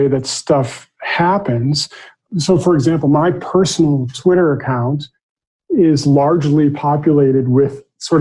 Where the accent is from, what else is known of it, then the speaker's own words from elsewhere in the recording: Massachusetts, United States; moved away; I'm originally from Massachusetts